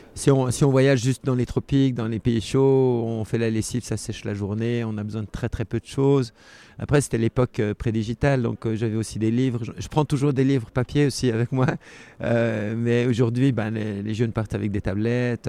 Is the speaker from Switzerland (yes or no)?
yes; Geneva, Switzerland; je suis né en 1960 à Genève, donc je suis suisse.